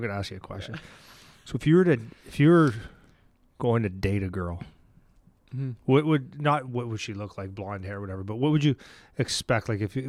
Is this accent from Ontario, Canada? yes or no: yes; Northern Ontario, Canada; now in southern Ontario, Canada; I'm from Northern Ontario.